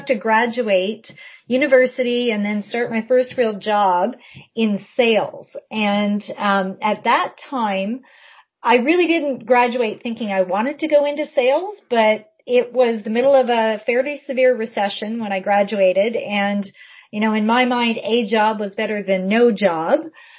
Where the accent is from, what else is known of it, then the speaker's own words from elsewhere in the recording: Essex County, southwestern Ontario, Canada; moved away; also born or lived in Ottawa; I grew up southwestern Ontario, so I'm from Essex County